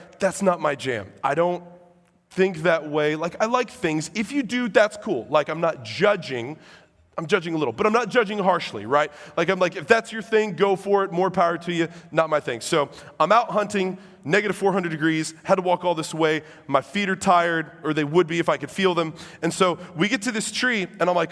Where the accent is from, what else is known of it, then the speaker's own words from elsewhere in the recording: Illinois, United States; I'm from Illinois